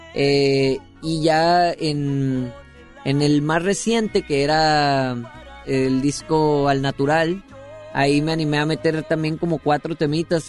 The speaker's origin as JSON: {"language": "Spanish", "town": "Guasave", "region": "Sinaloa", "country": "Mexico", "said": "soy de Guasave, Sinaloa."}